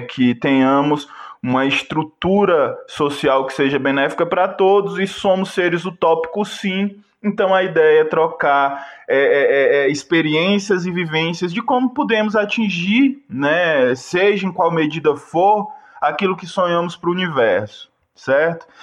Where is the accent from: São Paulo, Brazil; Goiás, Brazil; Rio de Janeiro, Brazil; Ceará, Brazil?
Ceará, Brazil; Fortaleza; now in Ouro Preto, Brazil; Eu sou de Fortaleza, morei em várias quebradas e hoje estou em Ouro Preto, Minas Gerais